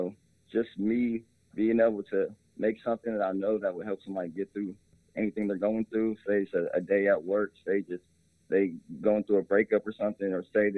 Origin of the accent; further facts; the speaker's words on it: Columbus, Ohio, United States; growing up in Columbus, Ohio